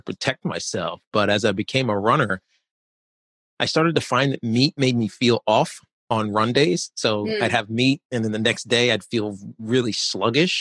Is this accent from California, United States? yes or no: no; Roanoke, Virginia, United States; I grew up in Roanoke, Virginia, and I went to UVA